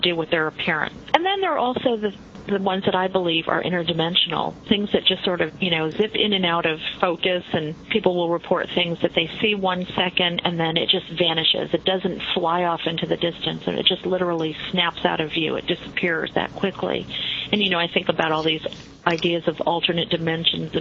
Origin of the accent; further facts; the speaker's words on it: New York, United States; I'm Italian. I'm from New York